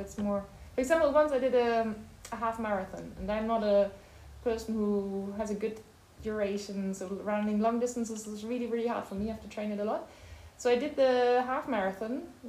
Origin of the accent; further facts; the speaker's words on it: between Bonn and Cologne, North Rhine-Westphalia, Germany; English is a second language; moved away as an adult; also born or lived in Aachen; now in Lausanne, Switzerland; I'm from Germany. I was born in Aachen. It's close to the Belgian and Dutch border. But I grew up between Bonn and Köln.